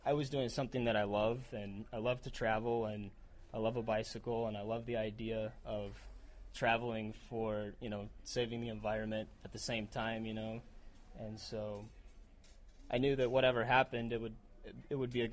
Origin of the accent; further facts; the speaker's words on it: United States; I'm from America